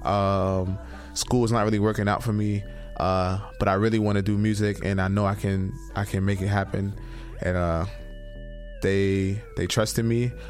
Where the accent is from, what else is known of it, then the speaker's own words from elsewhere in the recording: Brooklyn, New York, United States; I'm from Brooklyn, New York, and I'm one of the pioneers of a style called FDM, which is flex dance music.